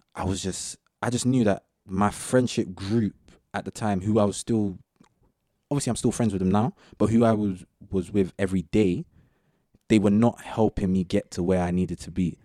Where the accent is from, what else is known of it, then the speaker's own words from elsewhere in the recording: Southall, London, United Kingdom; pretty much grew up in the same area